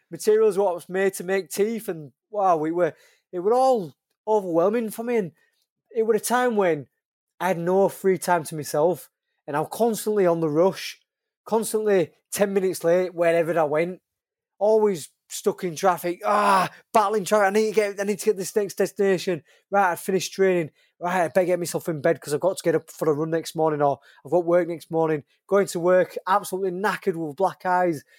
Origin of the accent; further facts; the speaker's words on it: Leeds, Yorkshire and the Humber, United Kingdom; I'm from Leeds, I'm trying to put Leeds on the map